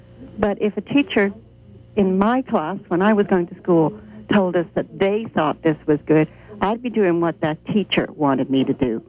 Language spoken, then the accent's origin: English; England, United Kingdom; moved away; I was in England. I was raised in England, and I was there.